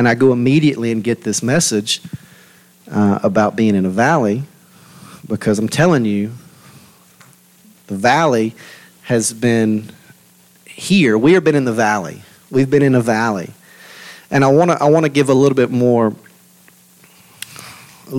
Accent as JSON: {"language": "English", "region": "Louisiana", "country": "United States", "said": "we're from Louisiana"}